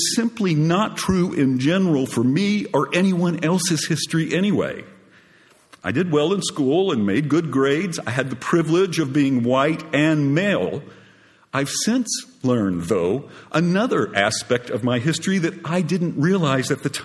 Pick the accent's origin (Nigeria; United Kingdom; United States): United States; Groves, Texas; now in Austin, United States; I'm from Groves, Texas